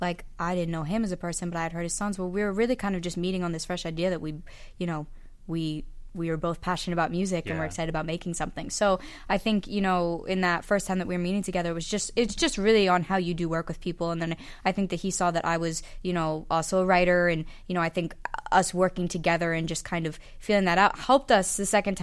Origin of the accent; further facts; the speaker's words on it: Philadelphia, Pennsylvania, United States; moved away; Philly's my hometown, and I happen to be in town